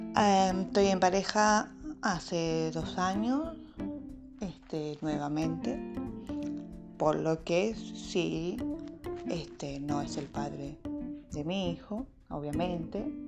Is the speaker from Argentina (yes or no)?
yes; Bahía Blanca, Buenos Aires Province, Argentina; soy una ballense con alma de porteño. Este, sí, soy nacida en Bahía Blanca